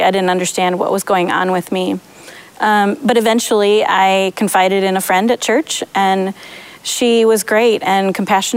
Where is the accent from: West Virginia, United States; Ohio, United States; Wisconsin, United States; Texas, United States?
Wisconsin, United States; Madison; now in Waunakee, United States; I grew up in Madison in a big Irish family that was awesome and big and loving.